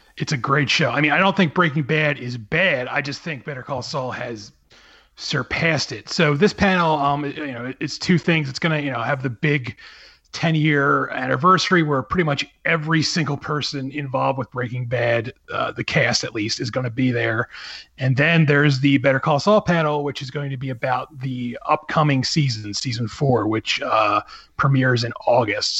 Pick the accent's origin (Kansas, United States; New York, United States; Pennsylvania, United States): Pennsylvania, United States; Philadelphia; that's my hometown